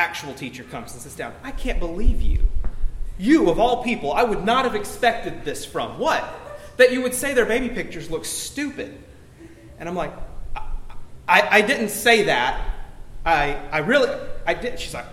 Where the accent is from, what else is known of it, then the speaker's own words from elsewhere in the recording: Alabama, United States; I was born in Alabama.